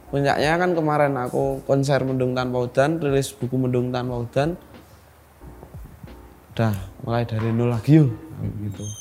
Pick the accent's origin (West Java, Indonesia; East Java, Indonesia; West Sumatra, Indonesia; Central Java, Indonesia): East Java, Indonesia; Madiun; Terus di Madiun. Di Madiun.